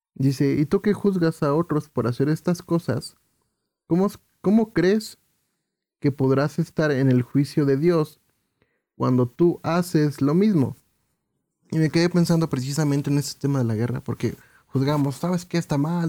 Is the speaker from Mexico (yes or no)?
yes; Mexico; como mexicanos